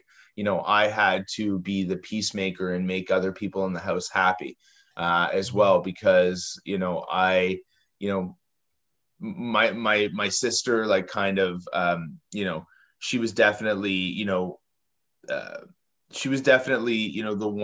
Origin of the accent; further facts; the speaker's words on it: Toronto, Ontario, Canada; I grew up in Toronto, Canada